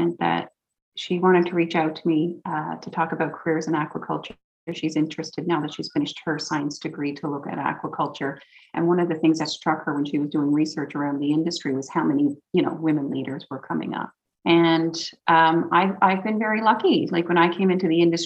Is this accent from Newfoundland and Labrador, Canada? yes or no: yes; Newfoundland and Labrador, Canada; moved away; also born or lived in Vancouver Island; a Newfoundlander because we love to talk so much